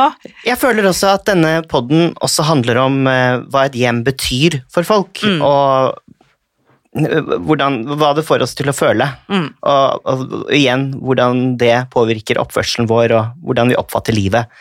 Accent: Norway

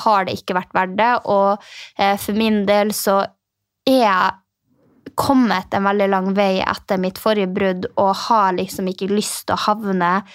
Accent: Finnmark, Norway; jeg er fra Finnmark

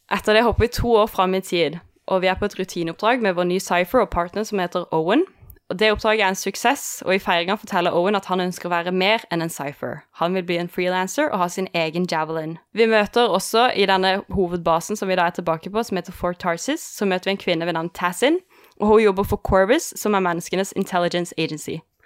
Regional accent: Kristiansand, Agder, Norway; jeg er fra Kristiansand

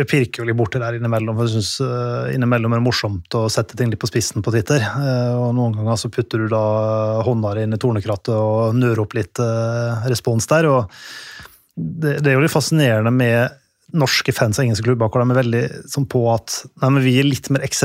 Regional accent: Norway; så vi kan jo kjøpe ut den jevne engelskmannen hvis vi har lyst til det, som nordmenn.

